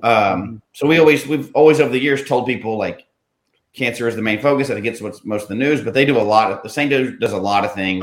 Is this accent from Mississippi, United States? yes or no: no; Memphis, Tennessee, United States; moved away; I'm from Memphis originally